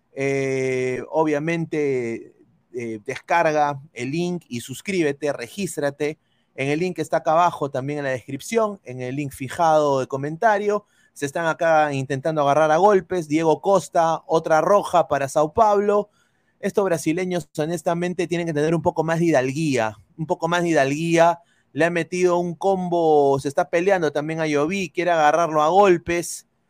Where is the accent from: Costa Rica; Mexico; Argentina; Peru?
Peru; moved away; como peruano, como eh, eh, periodista en el extranjero, como sudamericano